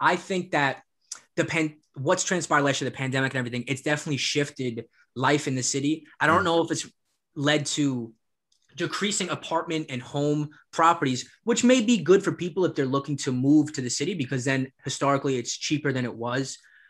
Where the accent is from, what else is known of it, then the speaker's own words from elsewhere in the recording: New York City, New York, United States; born there; And it's like the fact that I was born in New York City